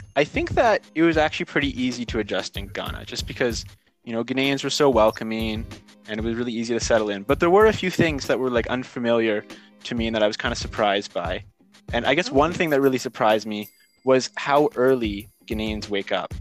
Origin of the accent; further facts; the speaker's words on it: Canada; I'm initially from Canada, so I'm back home in Canada now